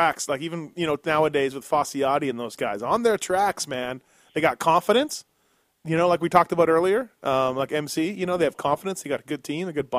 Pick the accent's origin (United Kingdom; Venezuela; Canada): Canada; me being Canadian